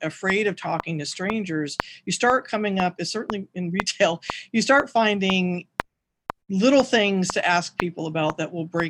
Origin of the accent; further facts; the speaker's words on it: Seattle, Washington, United States; growing up in Seattle